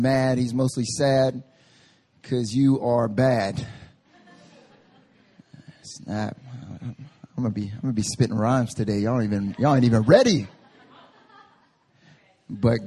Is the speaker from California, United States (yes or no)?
no; North Carolina, United States; now in Seoul, South Korea; I grew up in North Carolina